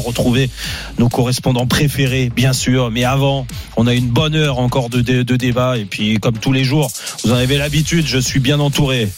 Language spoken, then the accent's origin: French; France; En tant que Français